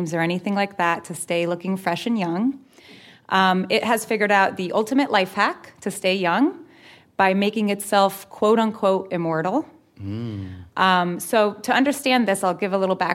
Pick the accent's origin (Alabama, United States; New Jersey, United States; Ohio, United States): New Jersey, United States; I'm a middle school science teacher from New Jersey